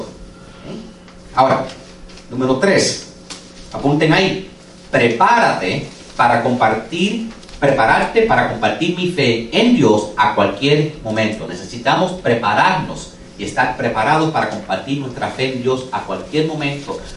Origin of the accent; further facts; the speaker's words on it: United States; Spanish is a second language; Yo como nací en este país y como tuve que aprender español, porque yo no hablaba español, yo soy second generation americano